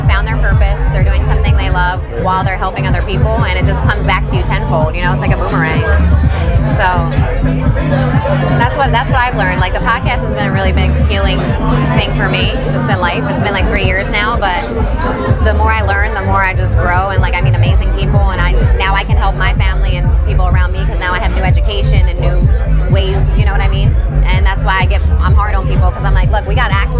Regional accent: New Jersey, United States; I'm from Jersey, and I used to get arrested for weed

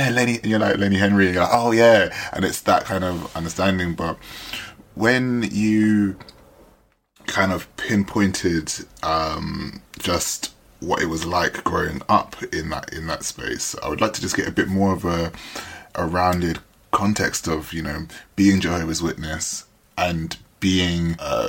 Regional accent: West Midlands, United Kingdom; growing up in the Black Country, and I remember reading the book, and it must have been this really weird legacy of having to explain where you were from and explain what the Black Country was

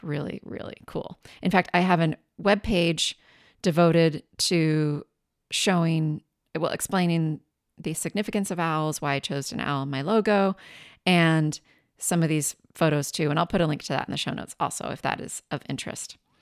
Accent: southeastern Washington State, United States; moved away as an adult; also born or lived in Tacoma, Washington / San Francisco; I grew up in Washington State, the southeastern side of the state

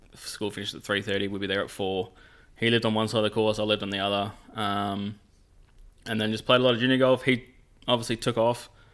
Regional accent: Warrnambool, Victoria, Australia; moved away as an adult; now in Jacksonville, United States; Mark and I grew up together. Um, tiny small town in, uh, Victoria, Australia. Uh, it's called Warrnambool

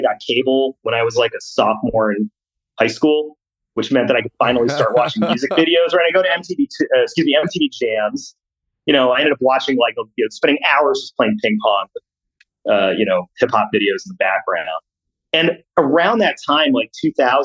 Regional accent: Silver Spring, Maryland, United States; I grew up in Silver Spring, Maryland, in kind of the, you know, not like the Bethesda nice part of the DC suburbs

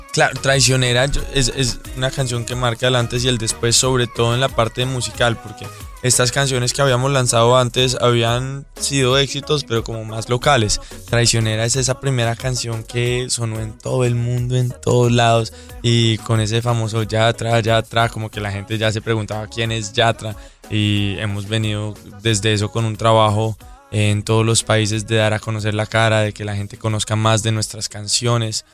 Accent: Pembroke Pines, Florida, United States; also born or lived in Medellín, Colombia / Cartagena, Colombia; crecí en Weston. Pues crecí, yo viví en Pembroke Pines y fui al colegio en Weston

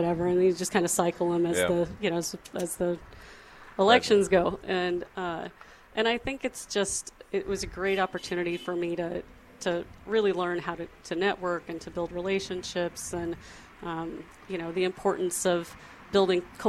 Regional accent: Lincoln, Nebraska, United States; also born or lived in Washington, D.C.; now in Omaha, United States; I grew up in Lincoln

